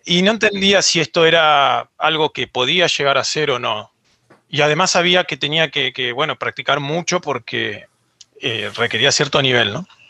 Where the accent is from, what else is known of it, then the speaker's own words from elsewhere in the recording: Argentina; yo soy de Argentina